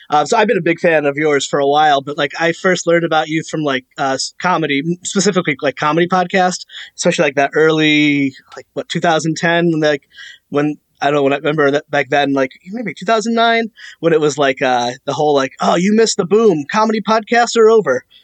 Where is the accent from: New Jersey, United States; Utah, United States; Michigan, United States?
New Jersey, United States; West Orange; I grew up in West Orange.